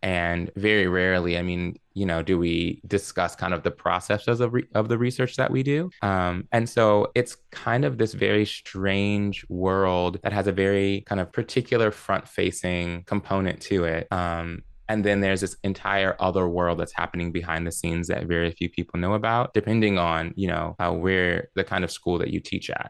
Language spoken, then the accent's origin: English; Maryland, United States; also born or lived in New Jersey / Columbus, Ohio; I grew up in Maryland. That's where I live now and it's where I grew up